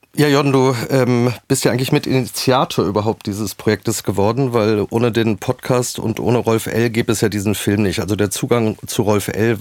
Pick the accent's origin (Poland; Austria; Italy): Poland; German is a second language; moved away; also born or lived in Berlin; Ich bin in Polen geboren